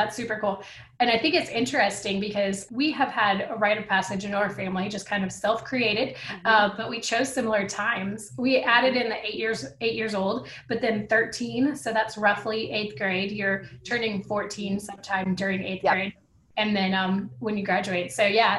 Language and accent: English; Southern California, United States; now in Texas, United States; I was born in Southern California